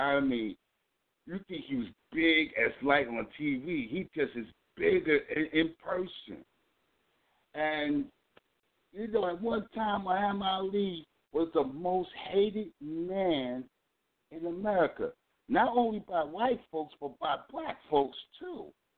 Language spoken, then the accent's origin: English; United States; my hometown, which is close to New York City.